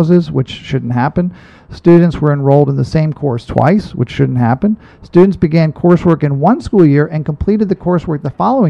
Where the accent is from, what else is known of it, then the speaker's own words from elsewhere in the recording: Ireland; I'm Irish